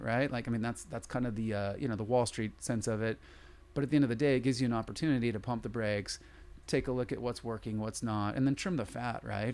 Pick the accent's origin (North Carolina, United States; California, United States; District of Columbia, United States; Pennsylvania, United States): California, United States; San Diego; I grew up in San Diego